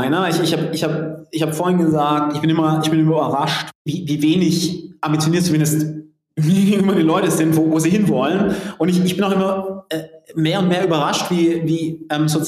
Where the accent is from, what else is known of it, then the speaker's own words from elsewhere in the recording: Southern Germany, Germany; Ich komme aus Süddeutschland.